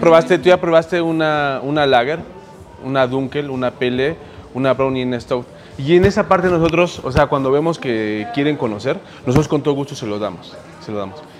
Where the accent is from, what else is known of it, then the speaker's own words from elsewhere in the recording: Mexico; como mexicanos